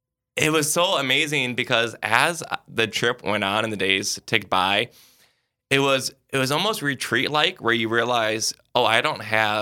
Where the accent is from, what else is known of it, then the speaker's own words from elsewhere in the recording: South Dakota, United States; I was born in South Dakota, currently serve as a priest here in Sioux Falls, and hopefully get to die in South Dakota. So I love where I'm from.